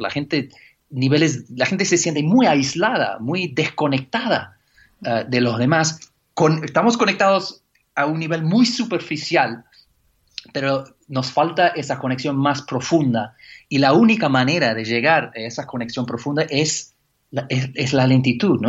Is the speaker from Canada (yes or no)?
yes; Canada; now in England; como buen canadiense